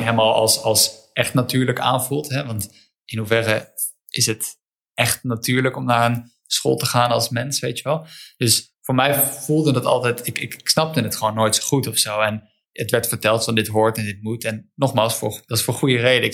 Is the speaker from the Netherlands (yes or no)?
yes; Netherlands; Eh, ik ben in Wijk opgegroeid